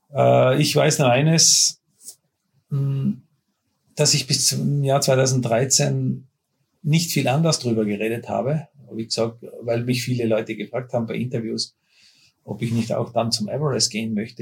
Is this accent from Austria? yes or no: yes; Austria; bei uns in Österreich